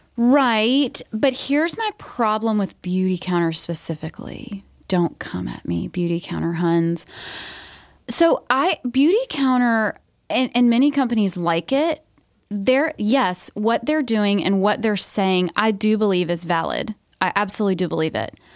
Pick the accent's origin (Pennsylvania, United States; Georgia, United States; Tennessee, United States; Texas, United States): Georgia, United States; I grew up in Georgia